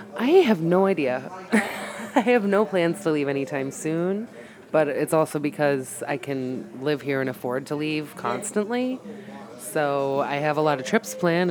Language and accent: English; Massachusetts, United States; now in Chicago, United States; I'm from Massachusetts